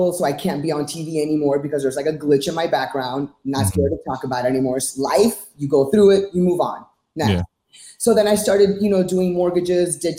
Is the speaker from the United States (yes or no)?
yes; Miami, Florida, United States; also born or lived in New York / California / Orlando; I was born and raised in Miami